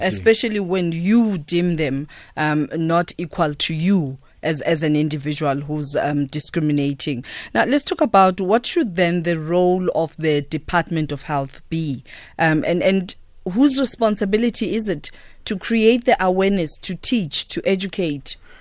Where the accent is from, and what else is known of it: South Africa